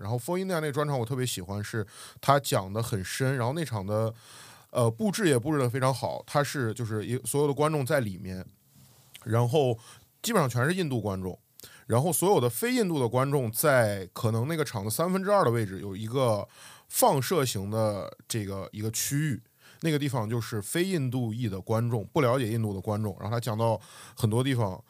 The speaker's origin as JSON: {"language": "Chinese", "town": "Xi'an", "region": "Shaanxi", "country": "China", "moved": "as an adult", "lives_now": "Xiamen, China", "said": "我是西安人"}